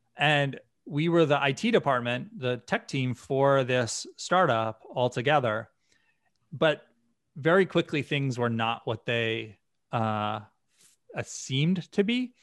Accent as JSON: {"language": "English", "region": "Western Massachusetts", "country": "United States", "tie": "born or raised there", "said": "I grew up in a small town in Western Massachusetts"}